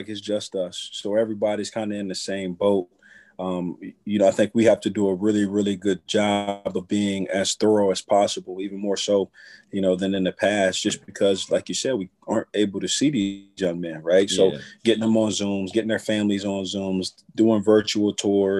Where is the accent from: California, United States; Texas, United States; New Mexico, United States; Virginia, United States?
Virginia, United States; moved away as an adult; now in Ohio, United States; I'm from Virginia